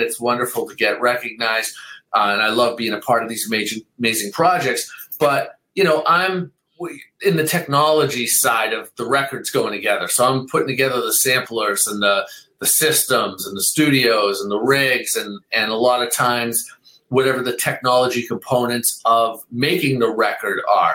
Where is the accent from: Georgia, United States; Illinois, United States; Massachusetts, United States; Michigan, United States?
Massachusetts, United States; Boston; I grew up in Boston